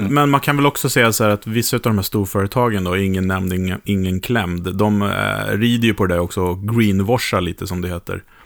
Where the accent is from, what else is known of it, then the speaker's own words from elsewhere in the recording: Sweden; för mig som svensk